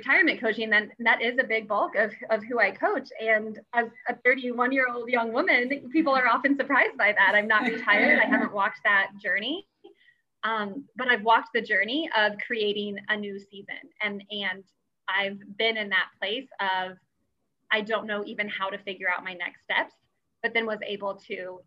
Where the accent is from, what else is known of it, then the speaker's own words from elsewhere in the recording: Gardner, Kansas, United States; moved away as an adult; also born or lived in Minnesota; I grew up in Gardner and I have older siblings and younger siblings that are still around the area.